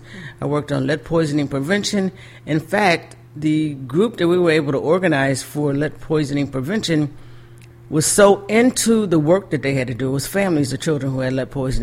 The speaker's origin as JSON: {"language": "English", "town": "Buffalo", "region": "New York", "country": "United States", "said": "we are from Western New York, or I am from Buffalo"}